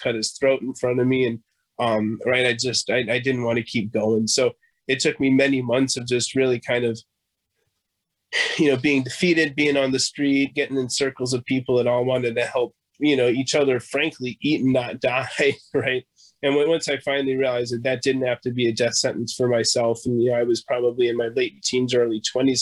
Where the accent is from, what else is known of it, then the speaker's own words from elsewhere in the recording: Evanston, Illinois, United States; I grew up in Evanston